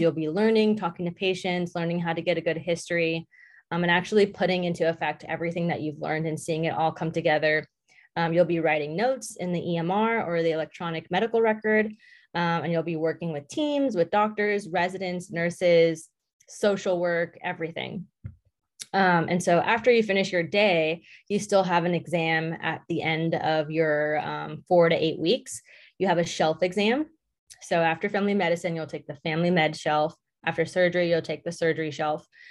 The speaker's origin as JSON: {"language": "English", "region": "Southern California", "country": "United States", "tie": "born or raised there", "moved": "as an adult", "lives_now": "Indiana, United States", "said": "I grew up in Southern California"}